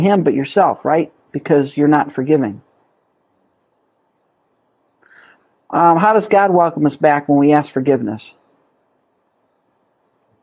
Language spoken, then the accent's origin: English; United States; as American Christians